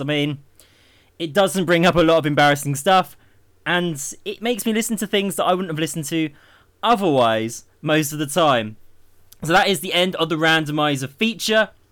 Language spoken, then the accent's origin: English; Milton Keynes, South East England, United Kingdom; Milton Keynes, my hometown